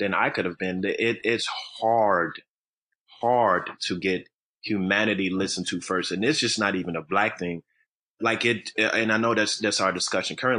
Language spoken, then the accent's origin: English; Chicago, Illinois, United States; also born or lived in Highland Park, Illinois; I grew up first in what's considered one of the lower tiers of poverty and, I guess you would say, housing projects. It was Cabrini Green here in Chicago, Illinois